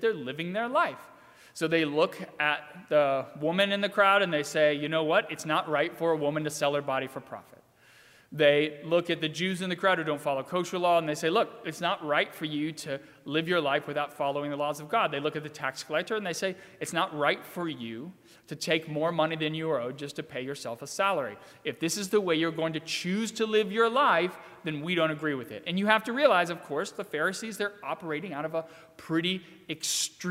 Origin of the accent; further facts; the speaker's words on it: Virginia, United States; moved away; So I grew up in Virginia, and the particular town that I grew up in Virginia has a pretty intense drinking culture.